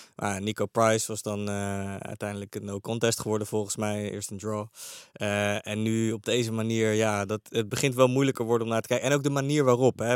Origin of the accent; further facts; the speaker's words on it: The Hague, South Holland, Netherlands; in Den Haag waar ik vandaan kom